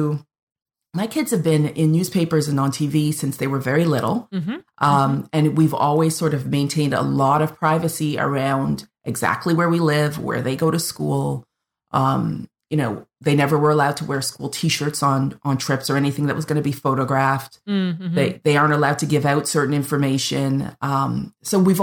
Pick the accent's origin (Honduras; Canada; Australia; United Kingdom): Canada; I'm the Canadian